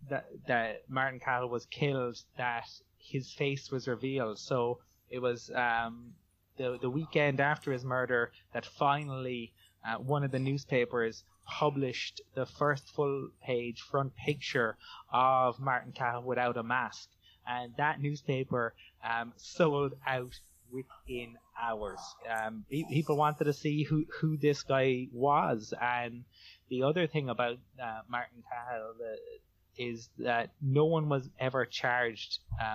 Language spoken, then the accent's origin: English; Cork, Munster, Ireland; And you can find me on Twitter. I'm